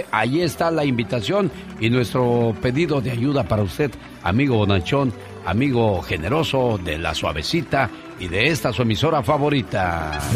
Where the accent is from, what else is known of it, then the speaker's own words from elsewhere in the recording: Puebla, Mexico; now in Corona, United States; somos de eh, Puebla, vivimos en Corona, California, porque un día salí de Puebla, pero Puebla nunca salió